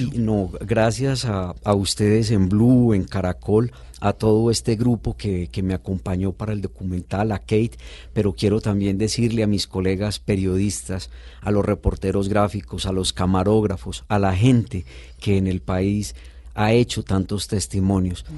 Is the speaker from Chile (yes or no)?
no; Antioquia, Colombia; Yo vengo de una región de Antioquia. Eh, en Antioquia somos mucho vinistas y creemos que Antioquia es lo mejor